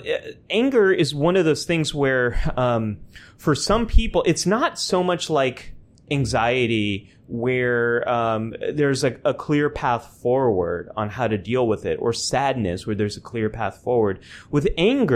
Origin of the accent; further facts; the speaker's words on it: California, United States; moved away as an adult; also born or lived in New York; I'm a Californian who lived in New York for a decade and now just moved back to California